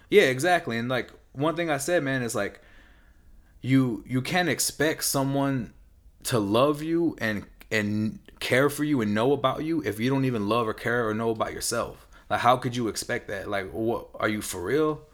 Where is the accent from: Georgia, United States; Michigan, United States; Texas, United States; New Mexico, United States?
Texas, United States; San Antonio; now in California, United States; I'm from the South